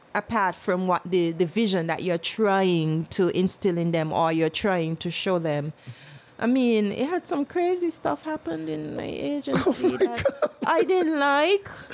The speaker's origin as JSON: {"language": "English", "country": "St. Kitts & Nevis", "tie": "born or raised there", "also_born_or_lived": "British Virgin Islands", "said": "People think I'm not born here, but I was born in St. Kitts. But I didn't live here until I was five"}